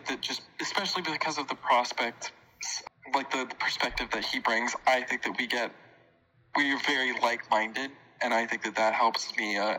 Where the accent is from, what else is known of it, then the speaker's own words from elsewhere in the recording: Florida, United States; I was born and raised in Florida, full stop. I was not born in Boston.